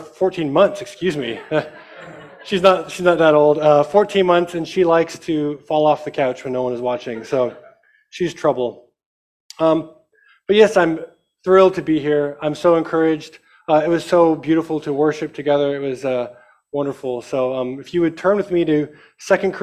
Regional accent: Amarillo, Texas, United States; I am from Amarillo, Texas. I'm very proud of the fact that I'm from Texas.

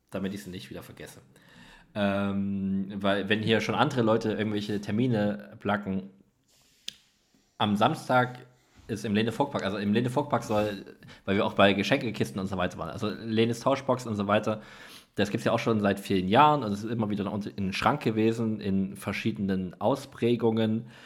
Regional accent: Leipzig, Saxony, Germany; ich bin ja im Leipziger Norden aufgewachsen

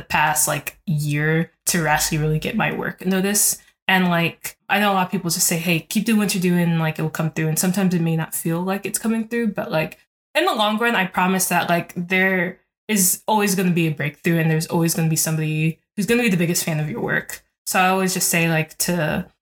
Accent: Columbus, Ohio, United States; also born or lived in Newark, New Jersey / Ghana (ancestry); Even though I grew up in Columbus, and Columbus is not a huge city, I was born in New Jersey, in like the city, like in Newark

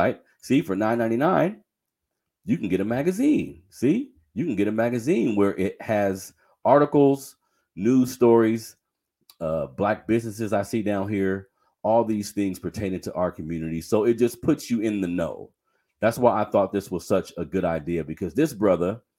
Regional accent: Sacramento, California, United States; a lot of the men that I grew up with in Sacramento, I am in Sacramento, California, for everybody that's listening elsewhere. I've been saying that that's my home city, South Sacramento to be exact.

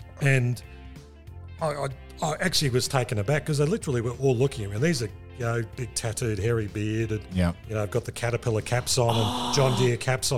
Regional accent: Australia; I as the Aussie

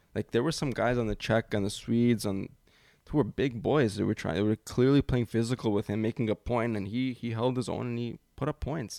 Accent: Canada; being Canadian

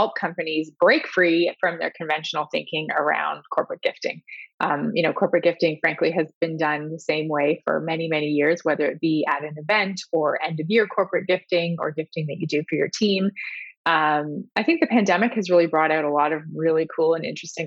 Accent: Southwestern Ontario, Canada; moved away as an adult; also born or lived in United Kingdom; I'm actually from Southwestern Ontario as well.

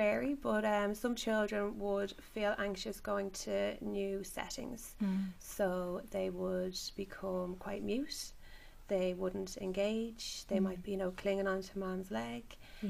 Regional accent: Dublin, Leinster, Ireland; I'm from Dublin myself.

